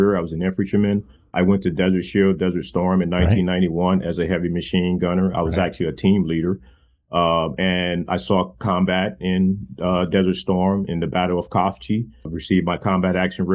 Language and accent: English; St. Louis, Missouri, United States; Originally from St. Louis, Missouri